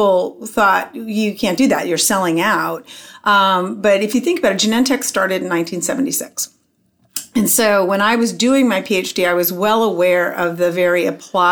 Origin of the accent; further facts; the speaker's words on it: Phoenix, Arizona, United States; moved away as an adult; I grew up in Phoenix, Arizona